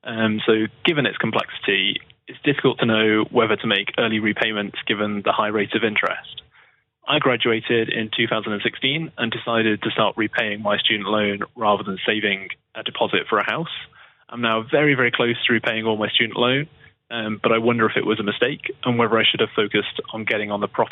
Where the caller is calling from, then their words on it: London, United Kingdom; I'm from London.